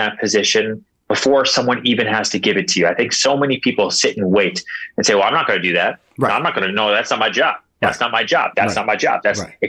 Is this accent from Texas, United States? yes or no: yes; Houston, Texas, United States; born there; now in New York, United States; I'm not from here. I was born in Houston, Texas. I grew up a little bit in Long Island outside Boston. You know, I bounced around 8 times